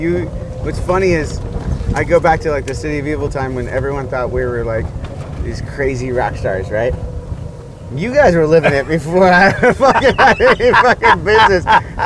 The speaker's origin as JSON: {"language": "English", "country": "United States", "said": "we come from America"}